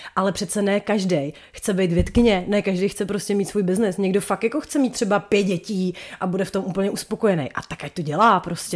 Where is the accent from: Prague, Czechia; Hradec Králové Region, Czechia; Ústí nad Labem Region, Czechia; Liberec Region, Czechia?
Ústí nad Labem Region, Czechia; Chomutov; u nás v Chomutově je to přece jenom trošku tradičnější